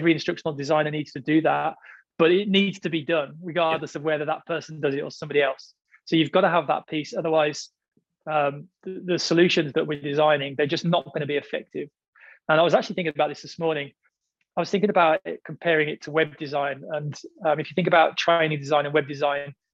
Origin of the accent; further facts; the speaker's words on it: United Kingdom; now in Australia; I'm British, but now I live in Australia